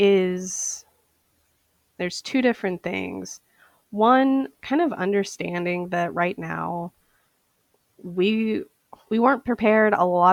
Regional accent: St. Paul, Minnesota, United States; I am an eyewear specialist, and I am from St. Paul, Minnesota.

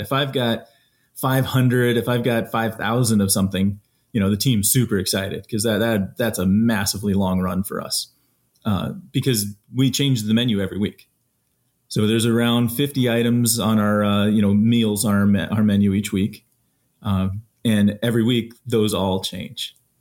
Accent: Colorado, United States; I grew up in Colorado and spent my time out there

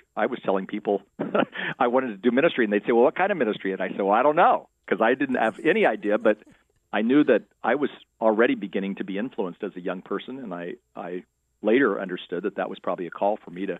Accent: Anaheim, California, United States; also born or lived in Princeton, New Jersey / England / Orange County; I actually grew up here in Southern California. I was an Anaheim kid.

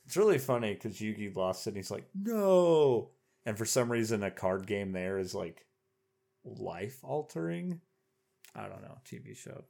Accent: Oklahoma, United States; moved away; I grew up in Oklahoma

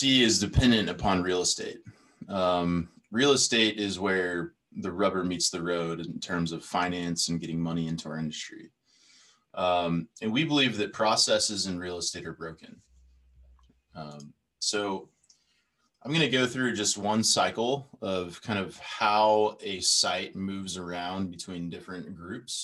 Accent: United States; being an American.

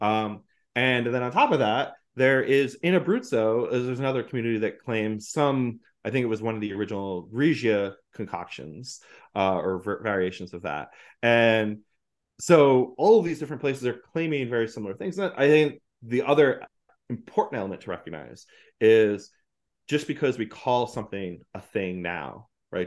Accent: New Jersey, United States; moved away as an adult; now in New York, United States; growing up in North Jersey

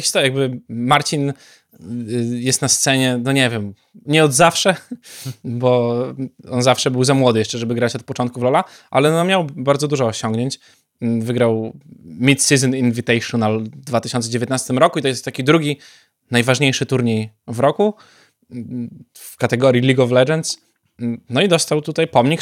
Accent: Białystok, Podlaskie Voivodeship, Poland; szczególnie u nas w Białymstoku

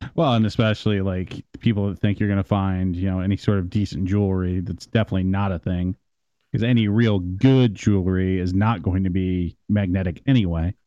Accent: Midwest, United States; I'm from the Midwest

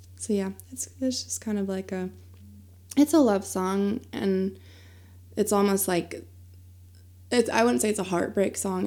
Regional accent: Pennsylvania, United States; moved away as an adult; now in Asheville, United States; I did have a band that I played with in my hometown in Pennsylvania.

